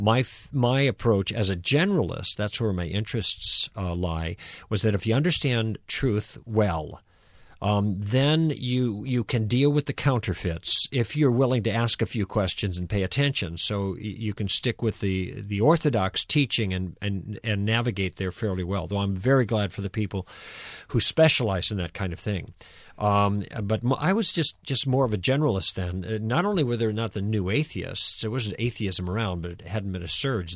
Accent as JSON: {"language": "English", "country": "United States", "said": "as American Christians"}